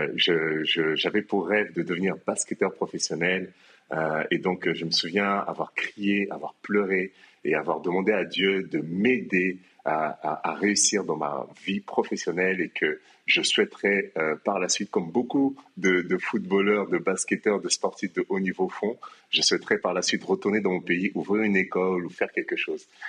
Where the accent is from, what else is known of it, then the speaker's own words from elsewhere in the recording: France; moved away as an adult; now in Kinshasa, DR Congo; moi je suis né à Kinshasa, mais j'ai quitté euh, Kinshasa à l'âge de 5 ans pour la France. Et en France, donc j'ai grandi